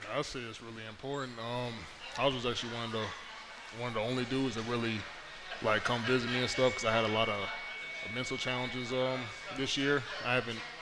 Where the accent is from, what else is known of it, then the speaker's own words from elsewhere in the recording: Fayetteville, North Carolina, United States; it was close to home. I'm from Fayetteville